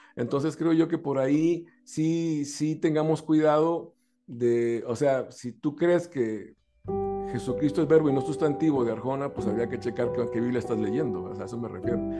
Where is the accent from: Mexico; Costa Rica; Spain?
Costa Rica; yo nací en Costa Rica